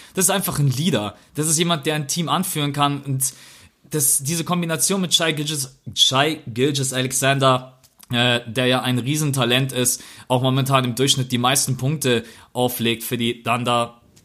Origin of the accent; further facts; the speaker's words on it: Germany; wir können als Deutsche